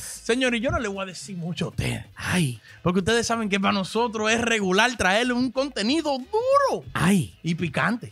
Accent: Dominican Republic; somos dominicanos

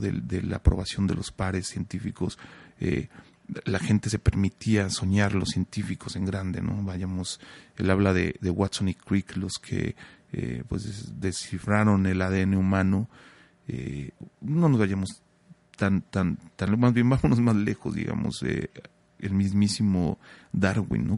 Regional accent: Mexico; como mexicanos

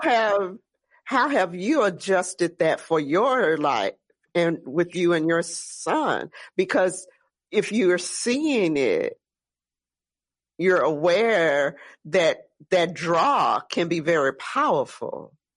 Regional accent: Gretna, Louisiana, United States; I'm from the West Bank over in Gretna, Marrero

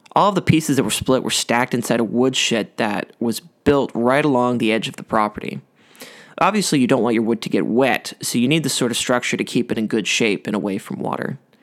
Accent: Ottawa, Ontario, Canada; I grew up outside of Ottawa on a small cul-de-sac off a country road

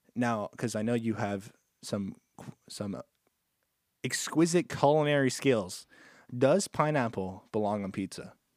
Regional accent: Canada; I'm Canadian

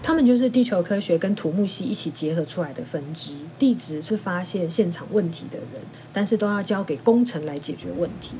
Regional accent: Taiwan; 我们在台湾长大的人

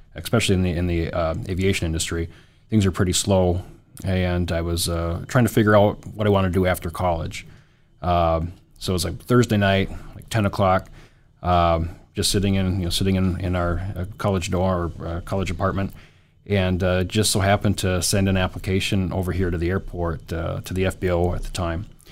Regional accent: Williston, North Dakota, United States; also born or lived in Grand Forks, North Dakota; born and raised in Williston

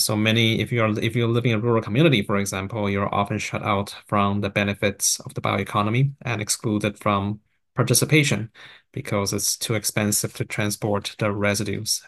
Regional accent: Taiwan; moved away; also born or lived in Vancouver, Canada; I grew up in Taiwan and actually right next to a rice field

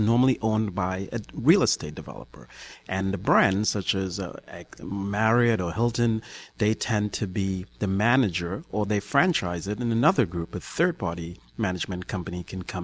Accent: Trinidad & Tobago; now in New York, United States; I'm originally from the Caribbean, Trinidad and Tobago, but I've lived in New York for over 20 years

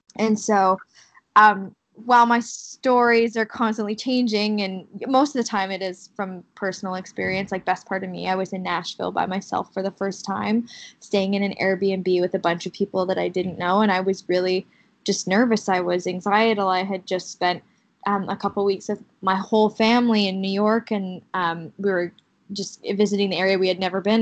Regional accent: Kamloops, British Columbia, Canada; Kamloops, my hometown

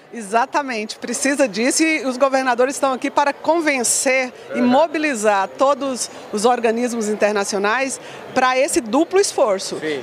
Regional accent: Tocantins, Brazil; also born or lived in Goiânia; now in Brasília, Brazil; Eu venho do Tocantins, na verdade. A minha uhum. família é do Tocantins. Então eu passei parte da minha juventude em Goiânia

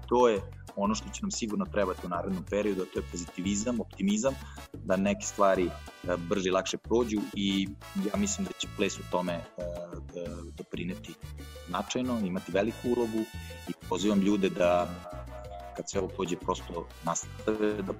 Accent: Serbia; ovde kod nas u Srbiji

